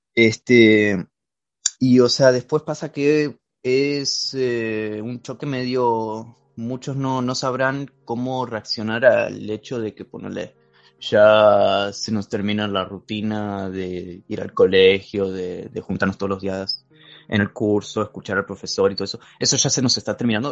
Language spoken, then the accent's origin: Spanish; Argentina; accent: Argentine; yo soy argentino, no sé si lo notan por mi acento marcado